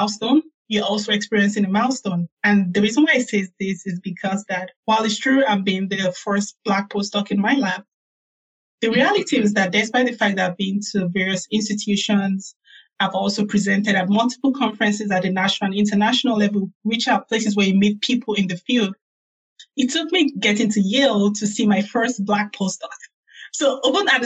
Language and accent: English; Nigeria; moved away as an adult; also born or lived in South Carolina, United States / Birmingham, Alabama, United States; now in New Haven, United States; I grew up in Nigeria